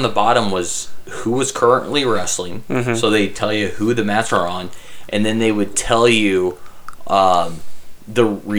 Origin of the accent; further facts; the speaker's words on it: Carroll, Iowa, United States; Okay, we're from Carroll.